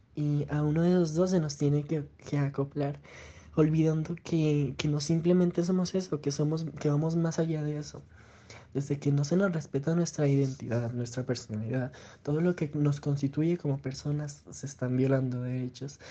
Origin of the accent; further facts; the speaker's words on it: Pasto, Nariño, Colombia; soy de Pasto Nariño.